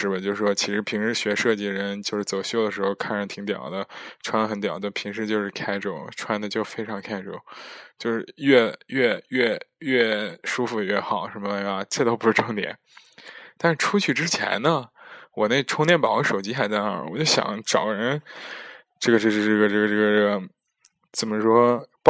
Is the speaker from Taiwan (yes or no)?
no; China; now in Netherlands; 我就说我是中国人，但是在荷兰留学，其实有假期，然后出来玩儿